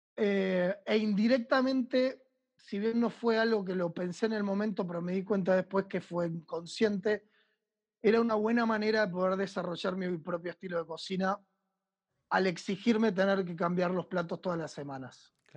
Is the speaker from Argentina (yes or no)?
yes; Argentina; also born or lived in France / Buenos Aires